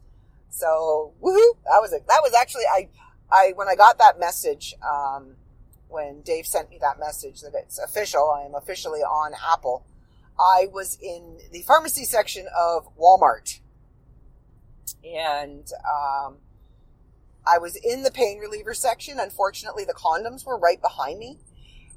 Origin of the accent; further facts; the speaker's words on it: Midland, Ontario, Canada; also born or lived in Port McNicoll, Ontario; we moved from Port McNichol to Midland